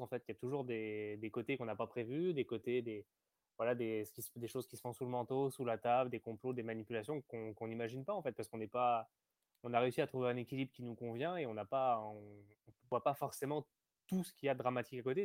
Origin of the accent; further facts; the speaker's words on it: France; je suis français, né en France.